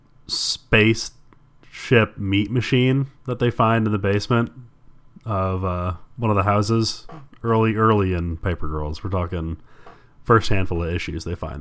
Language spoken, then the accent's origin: English; Midwest, United States; I'm from the Midwest.